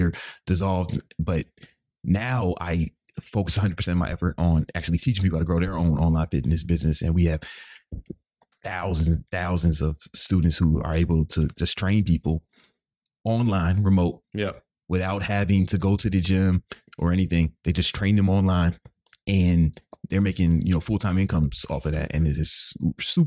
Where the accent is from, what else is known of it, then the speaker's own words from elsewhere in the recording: Chicago, Illinois, United States; I grew up on the South Side of Chicago